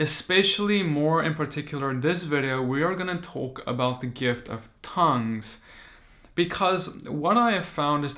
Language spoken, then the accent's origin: English; South Africa; moved away; I come from South Africa